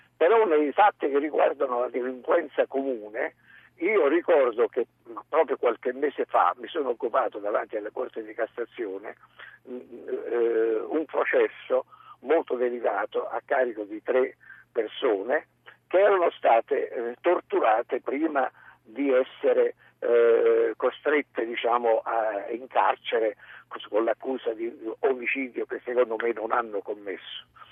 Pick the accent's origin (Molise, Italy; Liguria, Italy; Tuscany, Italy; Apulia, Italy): Liguria, Italy; Savona; io sono di Savona quindi sono Ligure